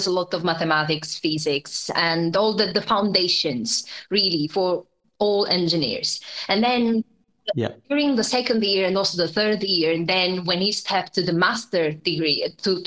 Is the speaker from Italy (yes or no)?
yes; Italy; moved away as an adult; also born or lived in Germany / United Kingdom; I'm Italian, so I grew up in Italy, and then I left and I spent now almost 10 years across Germany and the UK.